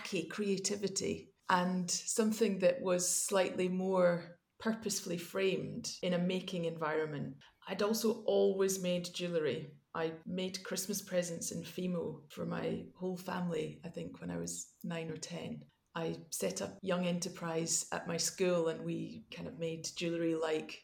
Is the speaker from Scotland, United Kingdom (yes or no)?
yes; Glasgow, Scotland, United Kingdom; also born or lived in Edinburgh / London; grew up in Glasgow